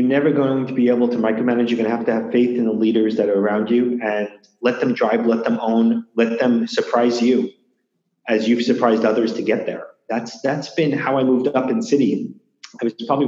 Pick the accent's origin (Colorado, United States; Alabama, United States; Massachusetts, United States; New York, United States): New York, United States; New York City; also born or lived in Long Beach, New York; I grew up between Queens and Long Beach. So always in New York, always public schools in Queens